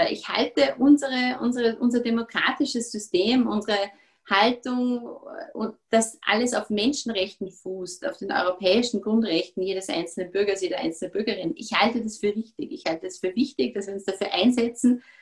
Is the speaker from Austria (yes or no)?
yes; Austria; natürlich bis zu einem gewissen Grad als Österreicher